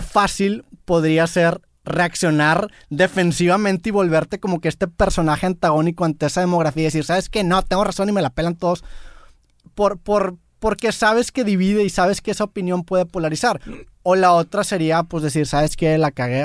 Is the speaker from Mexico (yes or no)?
yes; Mexico; soy mexicano